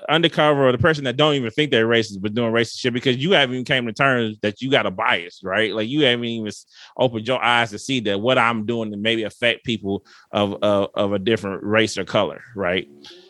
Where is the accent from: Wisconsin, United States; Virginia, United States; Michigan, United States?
Michigan, United States; Detroit; moved away as an adult; I'm from Detroit. Everything is black in Detroit. I went to all black